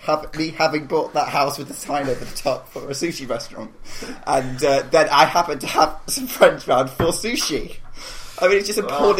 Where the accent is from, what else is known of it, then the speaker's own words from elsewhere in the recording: Devon, South West England, United Kingdom; I am originally from Devon.